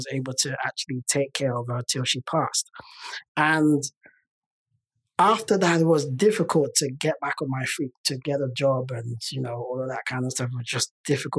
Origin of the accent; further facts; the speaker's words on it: London, United Kingdom; I'm Nigerian. Nigerian by origin. I was born in the UK. I was born in London.